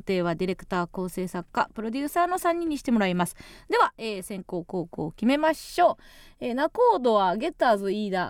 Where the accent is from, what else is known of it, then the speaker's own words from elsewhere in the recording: Kansai, Japan; accent: Kansai dialect; 私と一緒でさ、関西弁強い